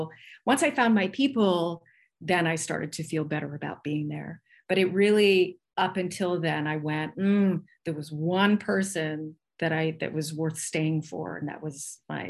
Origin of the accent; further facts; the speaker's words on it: Santa Monica, California, United States; And since I'm from Santa Monica, it's like, this is just, I was on Lincoln Boulevard, which is not the boulevard that best represents LA, and especially then.